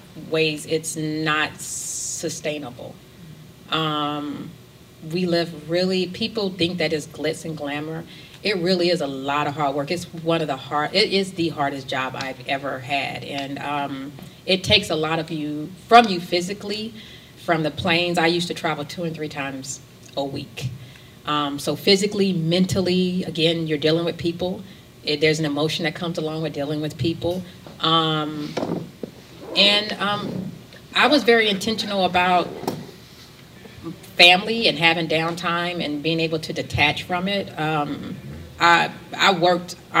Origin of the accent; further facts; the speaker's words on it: the South, United States; also born or lived in New York; now in Atlanta, United States; I'm from the South